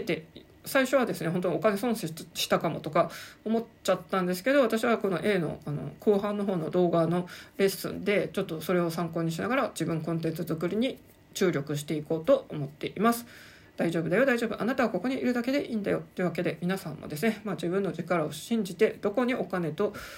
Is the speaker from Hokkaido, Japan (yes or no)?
yes; Sapporo, Hokkaido, Japan; moved away as an adult; also born or lived in Saitama Prefecture / Tokyo; 札幌という故郷生活を全て切り捨ててあの思い切って40代半ばでですねあの埼玉県移住